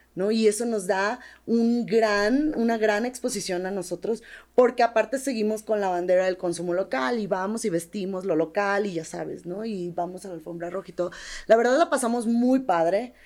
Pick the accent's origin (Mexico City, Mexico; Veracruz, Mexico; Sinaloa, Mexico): Sinaloa, Mexico; moved away; en Sinaloa somos tomateras de Culiacán, pero de hueso colorado